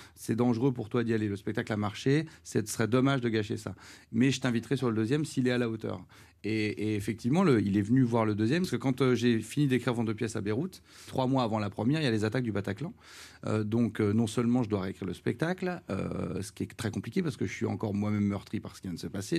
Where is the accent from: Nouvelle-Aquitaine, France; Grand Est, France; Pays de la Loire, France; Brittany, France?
Grand Est, France; Charleville-Mézières; moved away; je viens du une ville qui est assez pauvre. Charleville